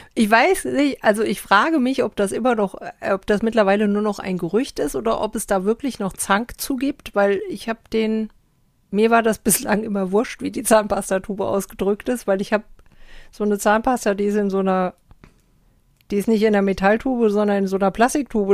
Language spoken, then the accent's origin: German; Germany; Ich sage Deutschland